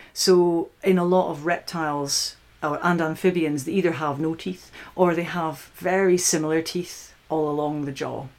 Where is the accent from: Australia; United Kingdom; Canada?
United Kingdom; Scottish Highlands, Scotland; now in Oxford, United Kingdom; I'm originally from the Scottish Highlands